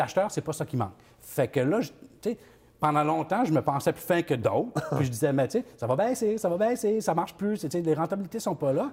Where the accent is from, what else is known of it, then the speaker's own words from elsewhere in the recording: New Brunswick, Canada; je viens du, nouveau, du Nouveau-Brunswick.